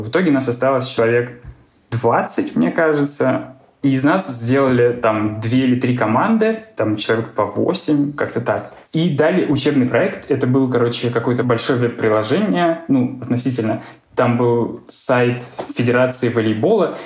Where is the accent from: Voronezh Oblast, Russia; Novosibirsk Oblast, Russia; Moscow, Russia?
Voronezh Oblast, Russia; Voronezh; moved away; И еще я из Воронежа. У нас в Воронеже такой